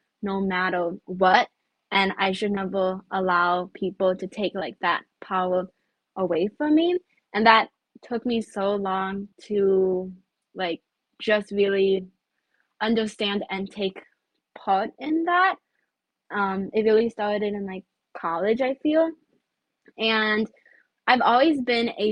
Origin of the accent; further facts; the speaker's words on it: United States; also born or lived in China; I'm, you know, Chinese American